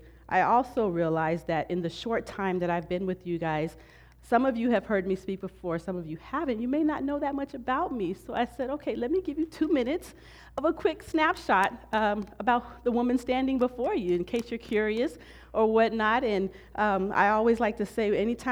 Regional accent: Southern California, United States; I've been born and raised in Southern California my whole life

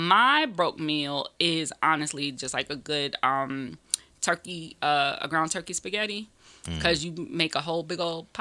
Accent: Greenville, South Carolina, United States; also born or lived in Harlem, New York; now in New York, United States; I was born in New York, but I grew up in Greenville, South Carolina.

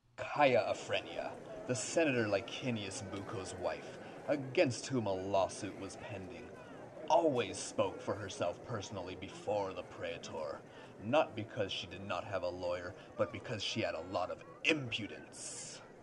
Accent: California, United States; I love being a Californian

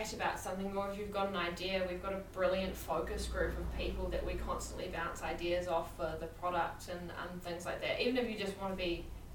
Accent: Methven, Canterbury, New Zealand; also born or lived in Dargaville, New Zealand; I'm from Methven. So, well, actually, I was born in Dargaville in the North Island

